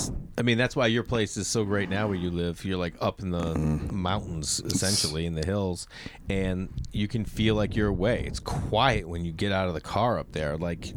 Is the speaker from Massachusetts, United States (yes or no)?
yes; outside of Boston, Massachusetts, United States; now in Los Angeles, United States; where I grew up outside of Boston